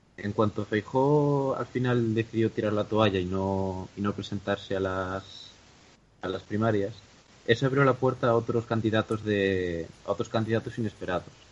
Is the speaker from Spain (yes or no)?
yes; Galicia, Spain; yo soy gallego